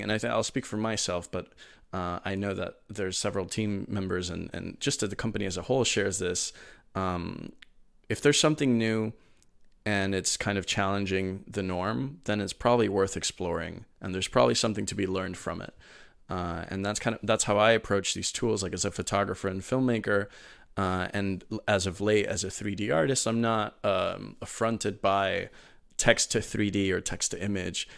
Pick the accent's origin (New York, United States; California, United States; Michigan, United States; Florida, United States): Florida, United States; Miami; also born or lived in Venezuela; I'm originally from Venezuela, but my, my family moved to Miami uh, in 2002, kind of fleeing the situation there. And um, uh, so I, you know, I grew up in Miami